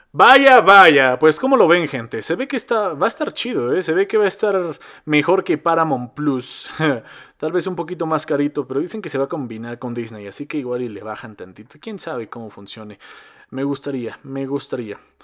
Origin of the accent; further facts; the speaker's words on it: Mexico; accent: Mexico City accent; yo soy de Cardos. Yo soy de Cardos. Está muy cerca de la Ciudad de México, pero no soy de la Ciudad de México. Pero tenemos el mismo acento, más o menos